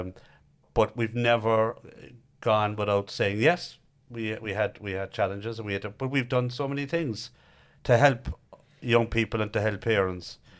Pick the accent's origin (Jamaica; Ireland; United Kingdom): Ireland; Cork, Munster; I'm from Knackenheaney, Harryhill